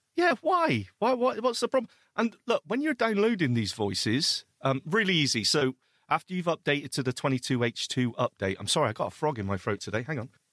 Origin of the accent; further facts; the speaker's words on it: United Kingdom; we are British